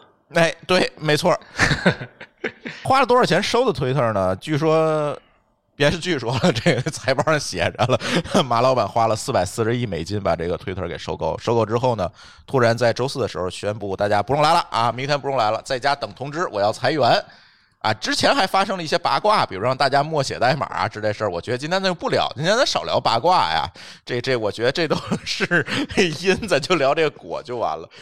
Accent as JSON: {"language": "Chinese", "country": "China", "said": "我们中国人"}